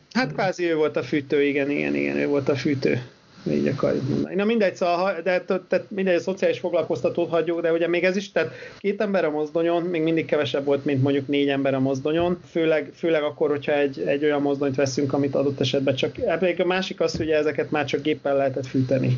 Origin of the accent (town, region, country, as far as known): Hungary